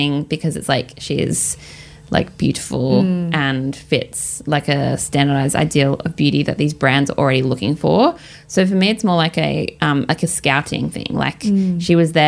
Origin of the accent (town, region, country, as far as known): Australia; also born or lived in London; now in Melbourne, Australia